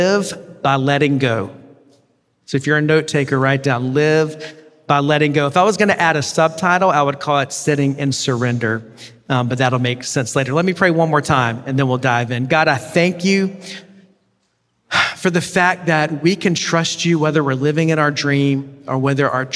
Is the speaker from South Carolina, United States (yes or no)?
yes; Columbia, South Carolina, United States; I grew up in Columbia, South Carolina.